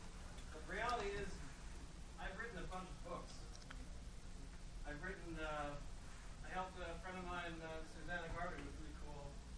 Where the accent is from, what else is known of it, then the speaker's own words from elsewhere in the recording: West Coast, United States; By the way, thank you all for coming, because I am from the West Coast, and when I got here the other day